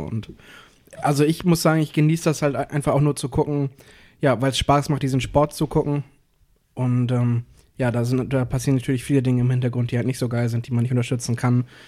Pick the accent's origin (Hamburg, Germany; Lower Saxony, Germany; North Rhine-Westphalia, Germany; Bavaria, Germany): Hamburg, Germany; wir, wir kommen aus Hamburg und Cuxhaven